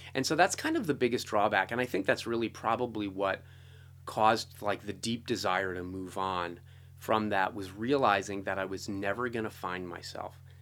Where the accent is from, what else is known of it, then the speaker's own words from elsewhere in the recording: East Coast, United States; I grew up on the East Coast